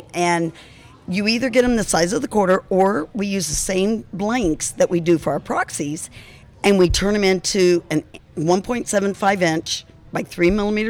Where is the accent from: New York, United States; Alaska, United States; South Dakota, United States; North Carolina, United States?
Alaska, United States; Alaska, my home state